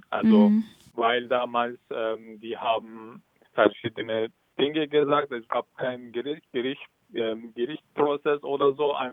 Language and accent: German; Turkey; German is a second language; moved away as an adult; now in Germany; In der Türkei hatte ich auch Schwierigkeiten wie hier. Mhm. Also als Kurde